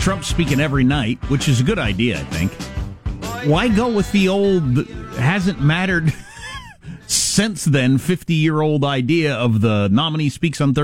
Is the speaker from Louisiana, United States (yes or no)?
no; California, United States; As a Californian